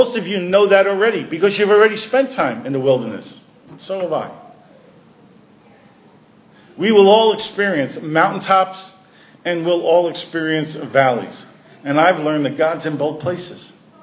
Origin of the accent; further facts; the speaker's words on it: New York City, New York, United States; moved away; also born or lived in Washington; I'm a kid from Brooklyn